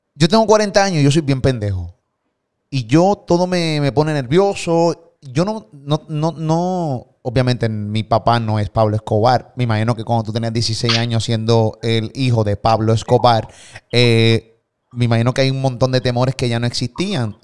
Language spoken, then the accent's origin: Spanish; Puerto Rico; de Puerto Rico